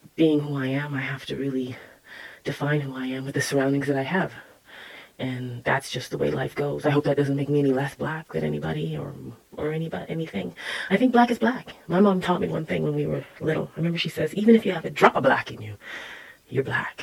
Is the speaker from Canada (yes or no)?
yes; Canada; I was born here in Canada, and my roots are Jamaican